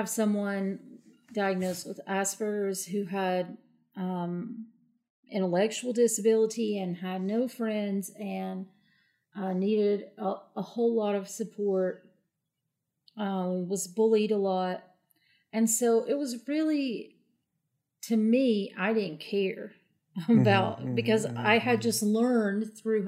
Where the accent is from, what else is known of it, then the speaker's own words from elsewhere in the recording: Appalachia, United States; I'm from Appalachia, which is a very different world